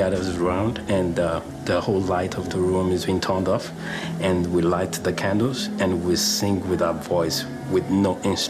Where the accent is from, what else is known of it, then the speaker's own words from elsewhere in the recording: Lagos, Nigeria; moved away; growing up in Lagos, Nigeria, it's always for Christmas Eve, we have a candlelight service.